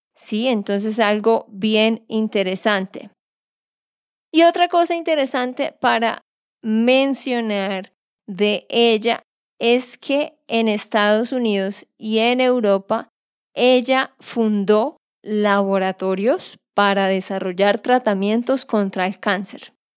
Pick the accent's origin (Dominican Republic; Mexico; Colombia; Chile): Colombia; Santander; de Santander, Colombia